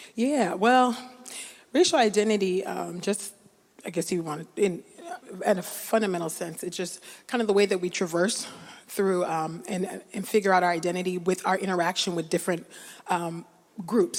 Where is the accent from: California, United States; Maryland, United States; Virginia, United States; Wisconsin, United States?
California, United States; growing up in California, which is not as progressive as people like to think.